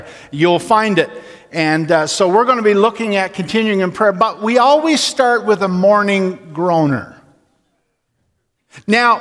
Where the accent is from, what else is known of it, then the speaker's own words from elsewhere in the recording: north of Attawapiskat, Ontario, Canada; moved away; I am from so far up north that we came out to hunt. So if you took a line on a map and took my hometown and brought your finger across there, my hometown is above Attawapiskat.